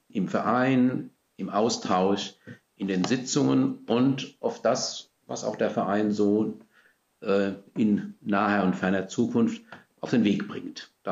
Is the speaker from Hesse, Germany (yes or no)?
yes; Gernsheim, Hesse, Germany; also born or lived in Worms; now in Mainz-Kostheim, Germany; 63 Jahre alt, habe verschiedene Stationen in meinem beruflichen Dienst durchlaufen, geboren in Worms, aufgewachsen in Gernsheim am Rhein, am Rhein studiert, viele Jahre am Rhein gelebt.